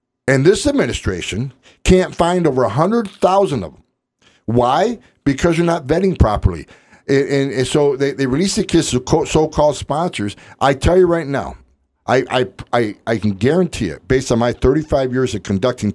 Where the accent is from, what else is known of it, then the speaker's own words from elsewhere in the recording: West Carthage, New York, United States; moved away as an adult; also born or lived in Utica, New York / California; I grew up in West Carthage, New York